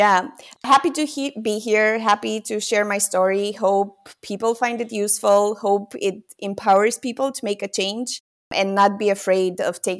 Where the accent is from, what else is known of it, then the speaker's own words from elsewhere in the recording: Romania; It's a completely different place from where I was brought up in Romania.